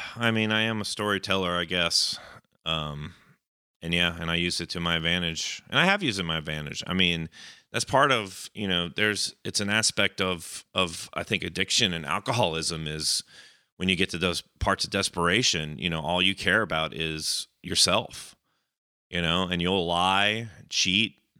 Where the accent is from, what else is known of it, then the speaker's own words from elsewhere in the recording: Cobb County, Georgia, United States; my hometown county